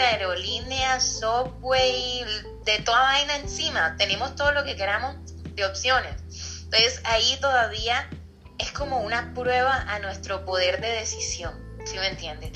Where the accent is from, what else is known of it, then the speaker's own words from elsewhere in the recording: Colombia; Yo soy colombiana